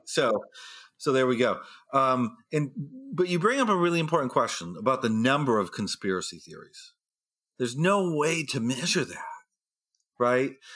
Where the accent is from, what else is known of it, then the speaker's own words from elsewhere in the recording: New Hampshire, United States; moved away; I'm from New Hampshire, and we have the first primary in the nation there. So I grew up in a state where we met all the president